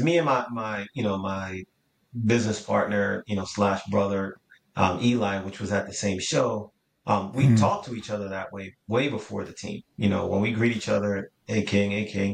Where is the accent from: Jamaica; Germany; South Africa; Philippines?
Jamaica; now in United States; I was born and raised in Jamaica